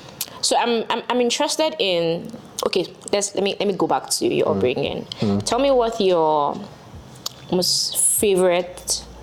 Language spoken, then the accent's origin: English; Benin City, Edo, Nigeria; I grew up in Benin City in Nigeria, in Edo State, as in the South.